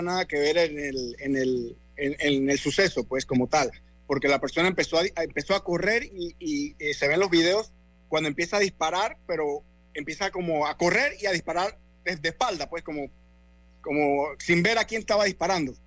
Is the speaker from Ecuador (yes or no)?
no; Colón, Panama; moved away as an adult; now in United States; yo soy de Colón